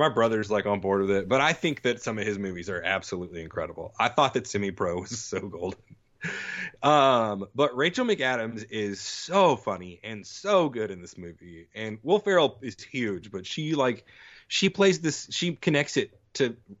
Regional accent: Texas, United States; born or raised there; moved away; also born or lived in Mississippi

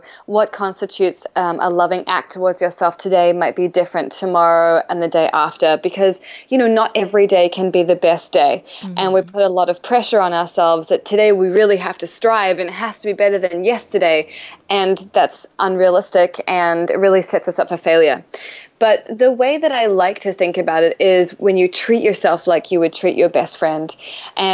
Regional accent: New Zealand; moved away as an adult; now in New York City, United States; I'm an author from New Zealand, but I've been living in New York City for 8 years now

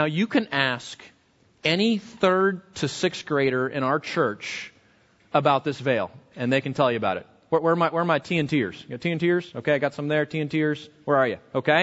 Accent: West Coast, United States; moved away; grew up on the West Coast. Earthquakes were pretty common

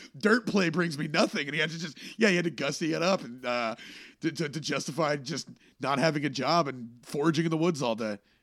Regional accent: Texas, United States; moved away as an adult; also born or lived in Boston; when I first flew back to, back to Texas, I did a show at my hometown

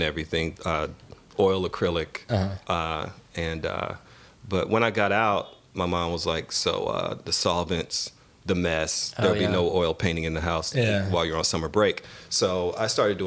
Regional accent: Oklahoma, United States; also born or lived in Brooklyn / Alabama; now in New Jersey, United States; I was born in Oklahoma. And it was a small town, of course. There was nobody doing art

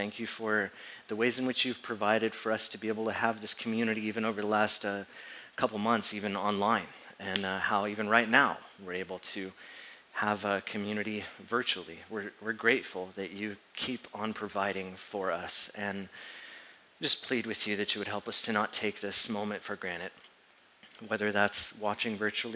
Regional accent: San Diego, California, United States; moved away as an adult; born and raised in San Diego

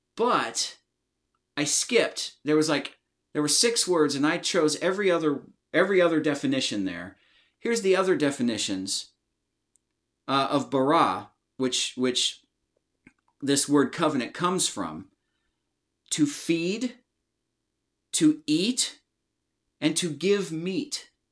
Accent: United States; I'm from the United States of America

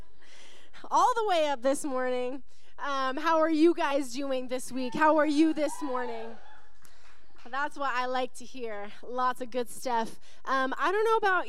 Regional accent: Western Washington, United States; now in Arizona, United States; I grew up in Western Washington

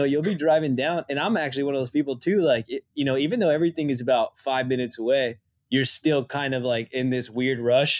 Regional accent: Southwest, United States; being from like the Southwest

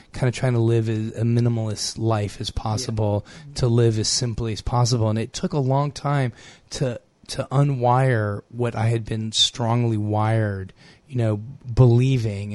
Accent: United States; growing up as an American and growing up as a consumer in America, my parents are from Morocco

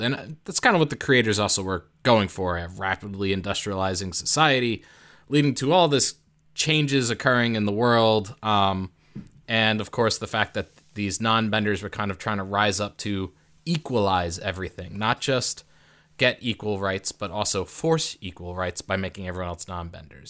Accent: United States; I'm from America

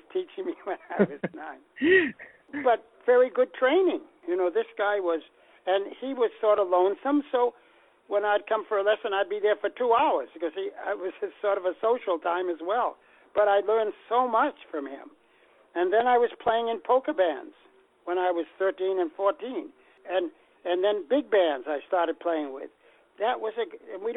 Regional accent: Boston, Massachusetts, United States; I'm from Boston

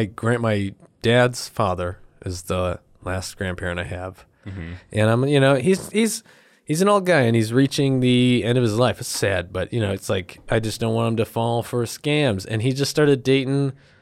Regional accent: Pueblo, Colorado, United States; I'm from Pueblo.

